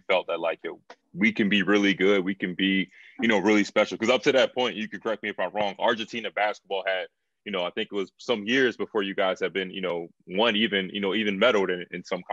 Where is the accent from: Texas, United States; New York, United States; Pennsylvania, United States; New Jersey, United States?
New Jersey, United States; Philadelphia area; I'm from the South Jersey, Philadelphia area